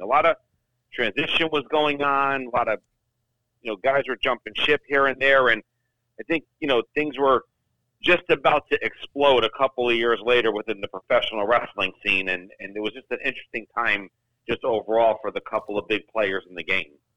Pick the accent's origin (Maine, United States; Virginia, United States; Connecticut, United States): Connecticut, United States; growing up in Connecticut